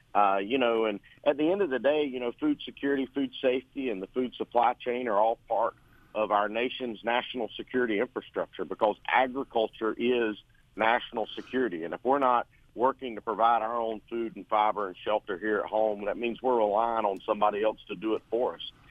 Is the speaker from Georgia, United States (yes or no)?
yes; Ocilla, Georgia, United States; I'm from Osceola, Irwin County, born and raised down here on a family farm